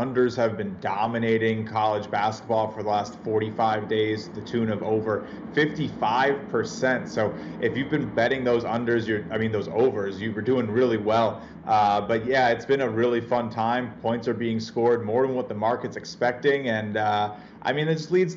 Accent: Tennessee, United States; accent: Tennessee; moved away; also born or lived in New York City; with my real Tennessee accent up here in New York City.

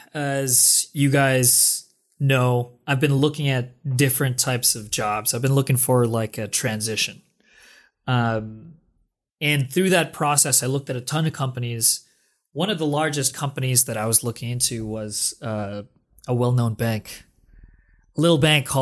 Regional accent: Philippines; moved away as an adult; now in United States; came to the US 2011, right? Right after the financial crisis, which, by the way, was unknown to me. I'm from the Philippines.

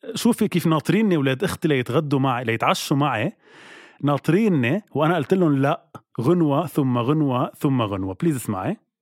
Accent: Lebanon; نحن كشعب لبناني

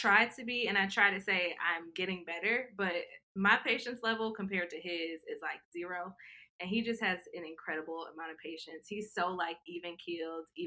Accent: Freeport, Illinois, United States; now in Dallas, United States; I'm originally from the Midwest. I'm from a small town in Illinois called Freeport.

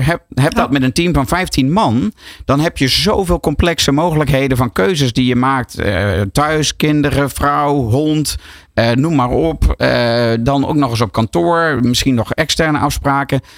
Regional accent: Netherlands; also born or lived in New York

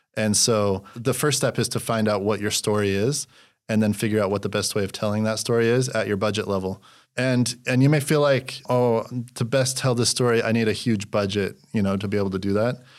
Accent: Utah, United States; moved away as an adult; also born or lived in Los Angeles, California; I'm from Utah originally.

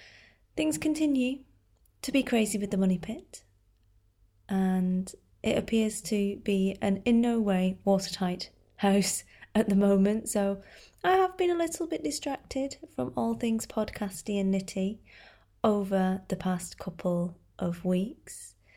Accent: United Kingdom; obviously we do have to discuss the weather at great length, being British and all.

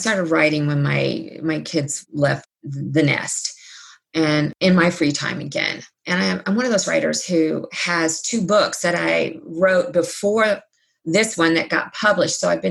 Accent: Cincinnati, Ohio, United States; When I was born in Cincinnati, I was the fifth generation

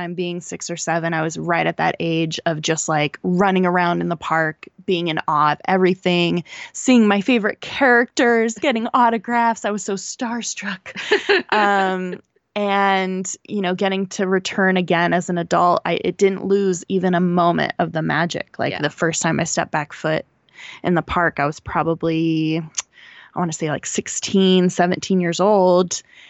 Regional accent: West Coast, United States; We're from the West Coast.

